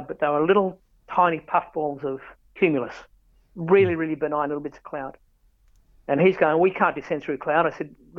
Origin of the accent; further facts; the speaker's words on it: Canberra, Australian Capital Territory, Australia; I have not worked in my hometown